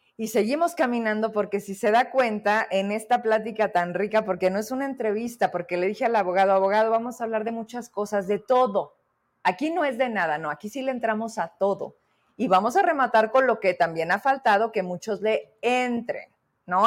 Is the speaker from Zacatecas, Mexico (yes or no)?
yes; Zacatecas, Mexico; los zacatecanos